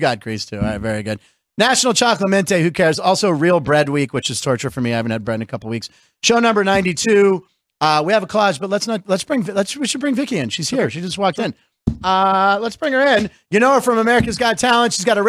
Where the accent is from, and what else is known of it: Pittsburgh, Pennsylvania, United States; born or raised there; now in Las Vegas, United States